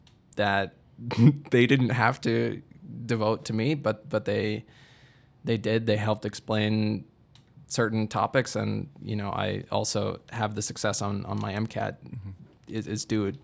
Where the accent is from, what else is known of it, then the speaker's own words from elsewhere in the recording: Midwest, United States; even though I'm from the Midwest, and obviously we are in the Midwest right now